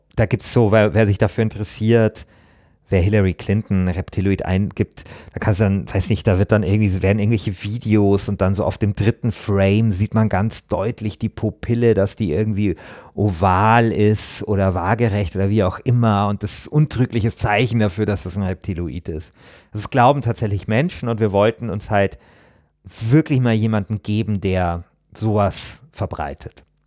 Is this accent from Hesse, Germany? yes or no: no; Bavaria, Germany; Ich komme ja aus Bayern